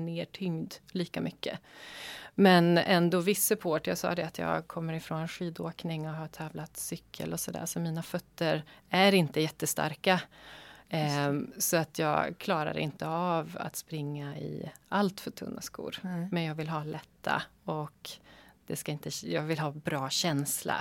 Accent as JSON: {"language": "Swedish", "region": "Västerbotten County", "country": "Sweden", "tie": "born or raised there", "moved": "yes", "said": "jag är född och uppvuxen i Västerbotten"}